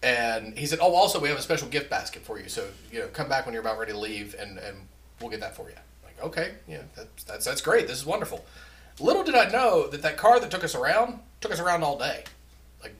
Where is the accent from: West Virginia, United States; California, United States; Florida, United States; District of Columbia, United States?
West Virginia, United States; we're from West Virginia